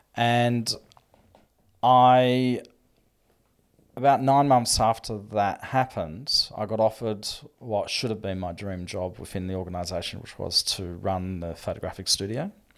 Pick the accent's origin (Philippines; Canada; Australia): Australia; Melbourne, Victoria; we grew up in Melbourne